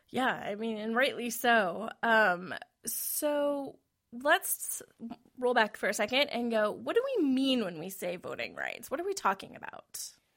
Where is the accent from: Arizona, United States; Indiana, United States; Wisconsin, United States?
Wisconsin, United States; moved away; I'm originally from Wisconsin